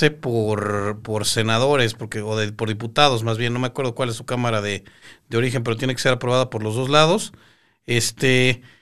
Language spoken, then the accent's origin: Spanish; Yucatán, Mexico; extrañamos el poder salir de la ponencia y ver a nuestro cuate de Chihuahua, yo soy de Yucatán